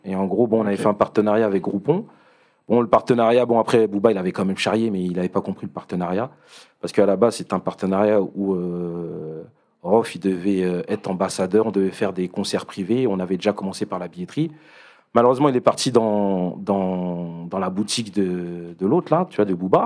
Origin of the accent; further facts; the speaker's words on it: Paris, Île-de-France, France; moved away as an adult; now in Rosny-sous-Bois, France; à la base, je suis du 19e, tu vois. Je suis de Paris